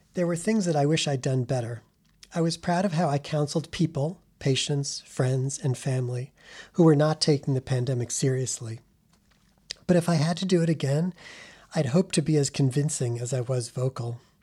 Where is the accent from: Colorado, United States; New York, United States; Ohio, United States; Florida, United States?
New York, United States; New York City; now in Chicago, United States; New York City, my hometown